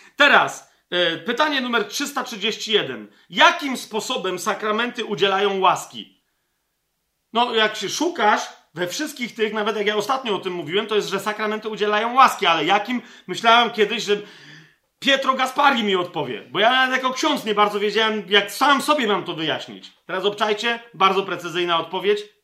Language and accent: Polish; Poland; Ja, jako Polak, jako Polka